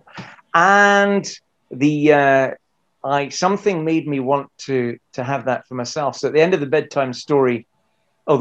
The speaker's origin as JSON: {"language": "English", "area": "Fife", "region": "Scotland", "country": "United Kingdom", "also_born_or_lived": "Glasgow", "moved": "as an adult", "lives_now": "London, United Kingdom", "said": "I'm from Fife in Scotland, Glasgow born, I have to say. And I have been living for half my life, 26 years in England, almost exclusively London"}